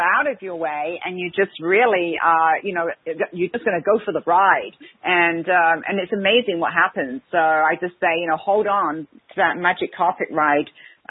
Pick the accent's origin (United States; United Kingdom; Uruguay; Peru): United Kingdom; England; I'm English, so what happens with the Great Brits is we have this stiff upper lip.